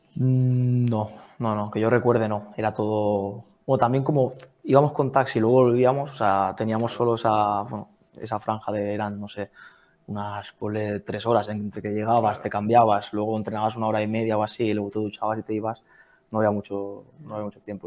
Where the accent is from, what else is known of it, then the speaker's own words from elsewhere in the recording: Blanes, Catalonia, Spain; moved away as an adult; now in Zurich, Switzerland; yo soy de Blanes, de un pueblo de, Girona